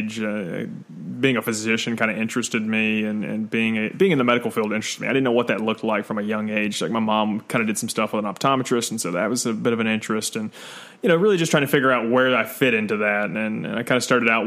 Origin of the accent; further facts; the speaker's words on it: Nashville, Tennessee, United States; also born or lived in Smyrna, Tennessee / Murfreesboro, Tennessee; I am the lone ranger who actually grew up here in Nashville